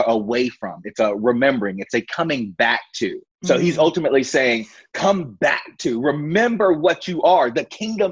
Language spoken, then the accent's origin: English; Virginia, United States; I grew up in the Bible Belt of Virginia, in Brooknell, Virginia